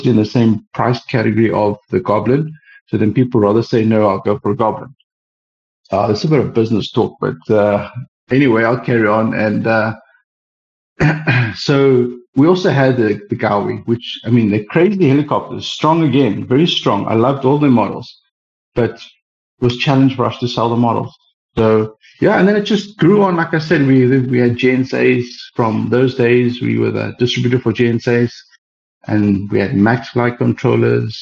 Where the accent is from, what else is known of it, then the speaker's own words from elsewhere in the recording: East London, Eastern Cape, South Africa; now in Cape Town, South Africa; I'm born in East London, which is South Africa